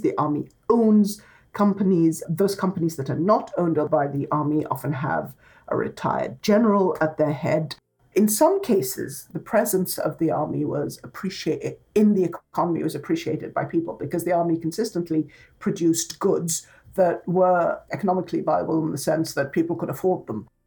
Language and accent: English; Egypt; I am from Egyptian society